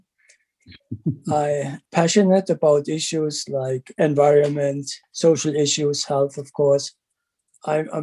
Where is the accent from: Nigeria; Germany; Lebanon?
Germany; moved away as an adult; also born or lived in Calgary, Canada; now in London, Canada; I grew up in Germany, did my PhD there. And then I moved to Canada